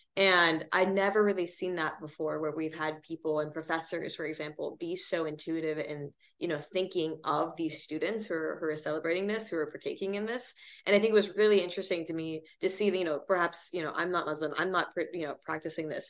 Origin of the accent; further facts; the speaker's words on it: Seattle, Washington, United States; moved away as an adult; I grew up really lucky kind of coming, you know, from Seattle